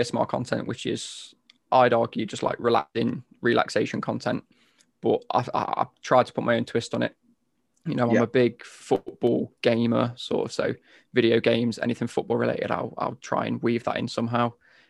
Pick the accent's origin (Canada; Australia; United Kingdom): United Kingdom; between Nottingham and Derby, East Midlands; I'm from the East Midlands. I'm from literally smack bang in between sort of Nottingham and Derby.